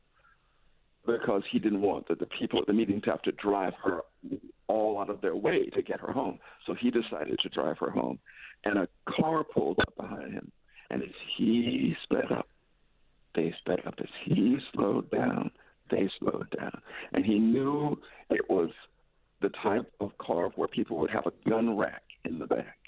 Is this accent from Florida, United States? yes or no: yes; Tallahassee, Florida, United States; I was born in Tallahassee, Florida